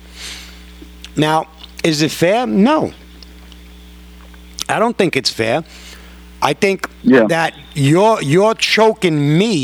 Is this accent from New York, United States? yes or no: yes; New York, United States; accent: New York; me being born and raised in New York